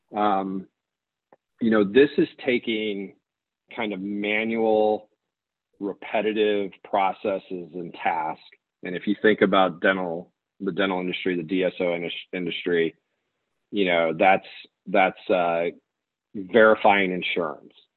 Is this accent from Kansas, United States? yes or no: yes; Kansas, United States; moved away; also born or lived in Chicago, Illinois; I grew up in Kansas